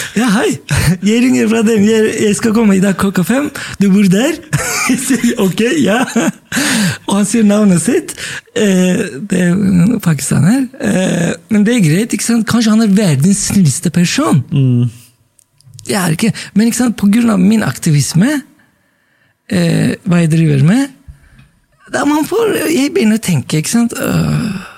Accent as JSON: {"language": "Norwegian", "country": "Turkey", "moved": "yes", "lives_now": "Norway", "said": "jeg sa jeg er fra Tyrkia"}